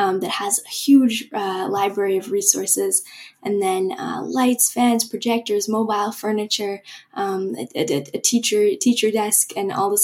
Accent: Vancouver, British Columbia, Canada; I loved growing up in Vancouver

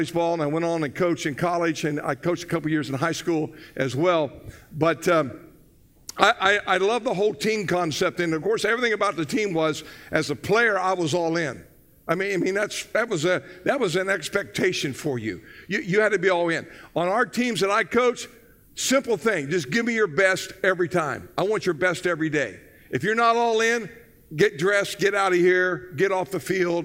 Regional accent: Southern Ohio, United States; now in Florida, United States; I grew up in Southern Ohio

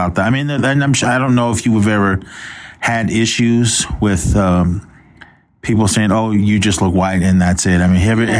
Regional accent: Oakland, California, United States; moved away; also born or lived in Susanville, California; As far as me growing up in Oakland

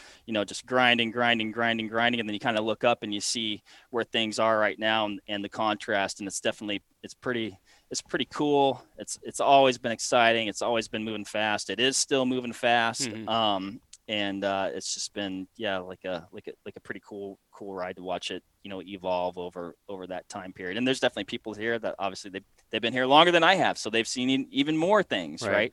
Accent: Washington, United States; moved away as an adult; also born or lived in Sidney, Nebraska; Finished up school in Washington State, so that's my home state.

